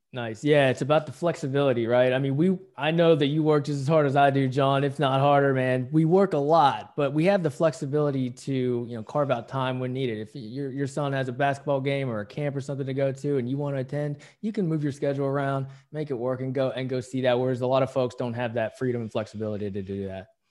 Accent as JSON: {"language": "English", "region": "West Virginia", "country": "United States", "tie": "born or raised there", "moved": "yes", "lives_now": "San Diego, United States", "said": "I grew up in West Virginia"}